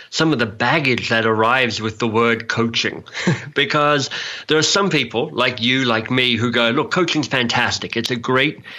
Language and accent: English; Australia; accent: Australian; also born or lived in England; now in Canada; I mean, I'm an Australian, so I've got an Australian accent, and I lived in England for a while, so I've got a kind of English accent, and I now live in Canada, so I've kind of got a Canadian accent.